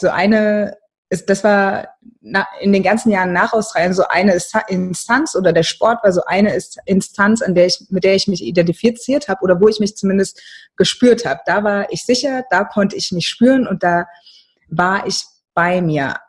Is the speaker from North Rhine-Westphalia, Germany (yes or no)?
no; Mainz, Rhineland-Palatinate, Germany; moved away as an adult; im Studium bin ich noch in meiner Heimatstadt in Mainz geblieben